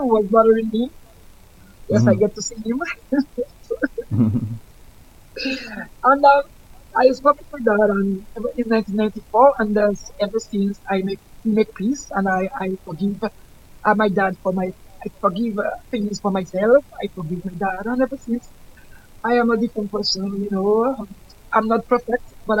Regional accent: Georgia, United States; I was born in Georgia and I'm still living in Georgia.

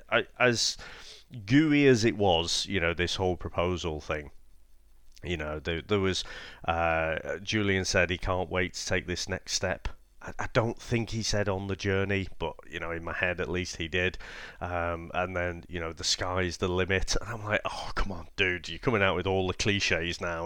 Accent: United Kingdom; being quite British

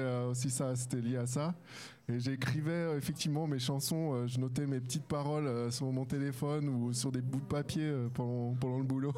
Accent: France; first language French; moved away as an adult; now in Switzerland; je suis français

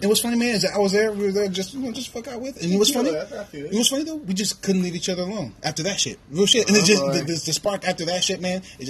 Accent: Tacoma, Washington, United States; moved away as an adult; also born or lived in Salt Lake City, Utah; now in Colorado, United States; I'm from, like I said, Tacoma, Washington, Seattle, Tacoma.

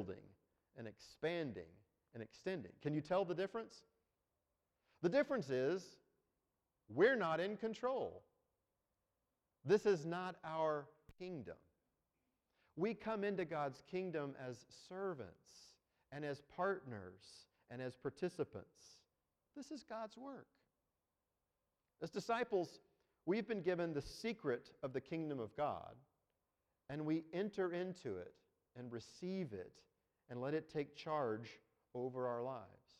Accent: United States; we're Americans. We're from the United States of America

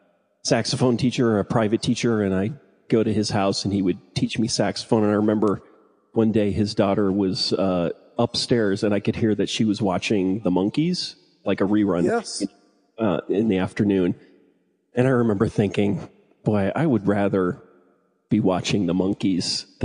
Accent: Illinois, United States; Yeah, I was in the suburbs. Southwest suburbs of Chicago.

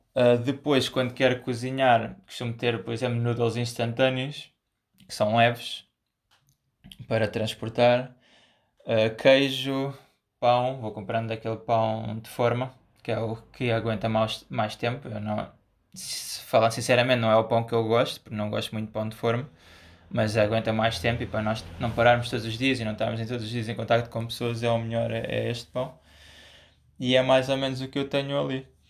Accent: Portugal; nós somos portugueses

